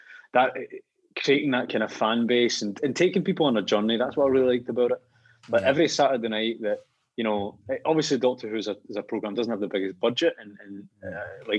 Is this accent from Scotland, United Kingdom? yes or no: yes; Rutherglen, Scotland, United Kingdom; moved away as an adult; also born or lived in London; I loved growing up in Rutherglen